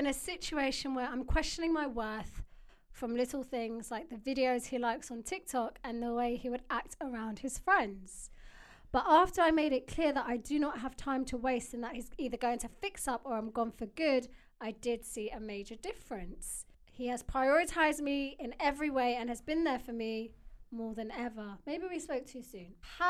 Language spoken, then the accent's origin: English; Wales, United Kingdom; I'm 23 from Wales.